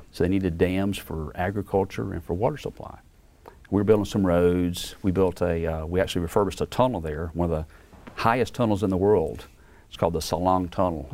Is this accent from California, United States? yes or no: no; Beaumont, Mississippi, United States; moved away; I'm yeah. from Beaumont, Mississippi